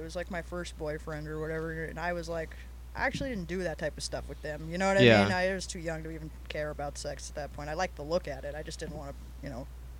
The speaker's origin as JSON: {"language": "English", "town": "Las Vegas", "region": "Nevada", "country": "United States", "tie": "born or raised there", "said": "I grew up in Vegas"}